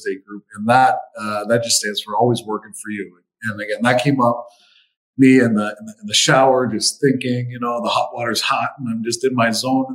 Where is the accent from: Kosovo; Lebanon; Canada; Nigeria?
Canada; Windsor, Ontario; I'm from Windsor.